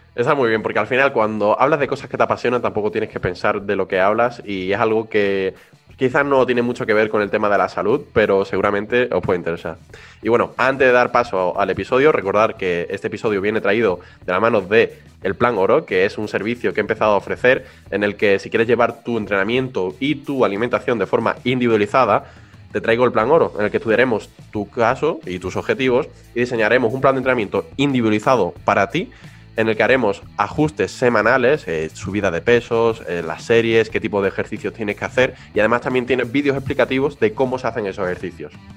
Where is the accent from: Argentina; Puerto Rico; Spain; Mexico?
Spain; Huelva, Andalusia; now in Madrid, Spain; de mi tierra, de Huelva